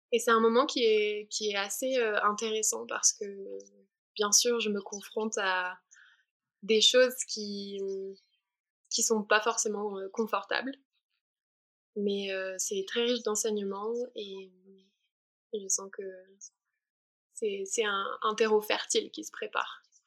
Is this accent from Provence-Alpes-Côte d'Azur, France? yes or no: yes; Provence-Alpes-Côte d'Azur, France; moved away; je viens du sud de la France. J'ai grandi sous le soleil des, des montagnes des Alpes-Maritimes